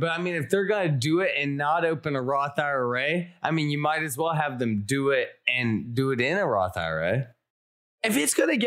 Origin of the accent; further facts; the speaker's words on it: Alabama, United States; Uh, I'm from Alabama.